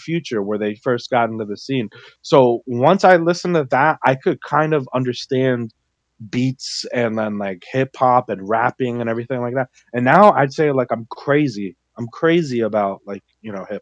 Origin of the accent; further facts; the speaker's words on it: Miami, Florida, United States; we were raised in Miami